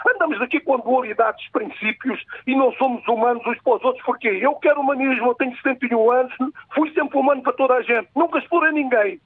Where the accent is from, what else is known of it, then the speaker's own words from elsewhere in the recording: Portugal; eu uh, sou português